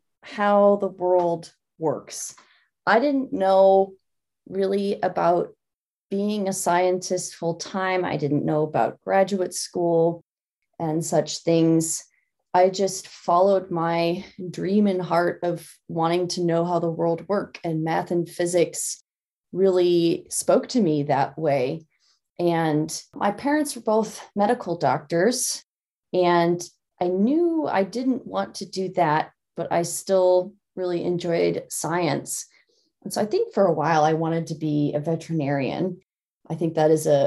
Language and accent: English; Lincoln, Nebraska, United States; I grew up in Lincoln, Nebraska, which is in the middle of the United States